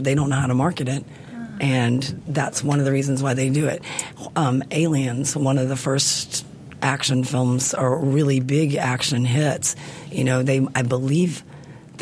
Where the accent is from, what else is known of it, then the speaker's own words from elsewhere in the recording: the South, United States; I grew up in the South